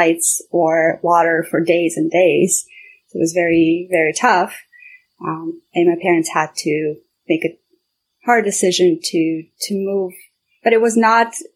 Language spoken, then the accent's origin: English; Kyiv, Ukraine; also born or lived in Armenia / London, United Kingdom; now in Toronto, Canada; I grew up in Kiev, in the capital